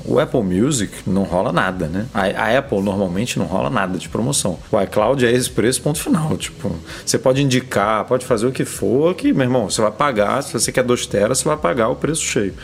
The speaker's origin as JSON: {"language": "Portuguese", "region": "Rio de Janeiro", "country": "Brazil", "said": "eu sou do Rio"}